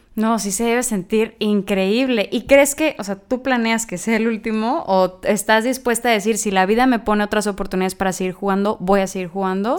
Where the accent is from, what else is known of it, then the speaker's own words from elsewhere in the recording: Sinaloa, Mexico; now in Monterrey, Mexico; yo no soy de aquí, soy de Sinaloa, pero llegar aquí a Monterrey